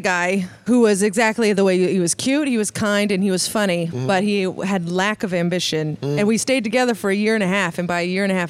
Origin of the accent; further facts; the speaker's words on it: San Francisco, California, United States; I'm from San Francisco.